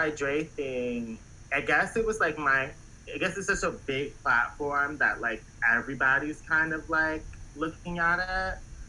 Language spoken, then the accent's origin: English; Baltimore, Maryland, United States; Like, I'm from Baltimore, so, like, I'm not really, like...